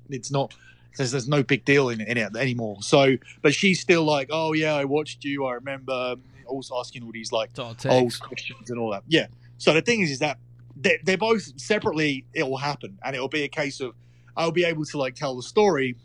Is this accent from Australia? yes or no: no; Essex, East of England, United Kingdom; from Essex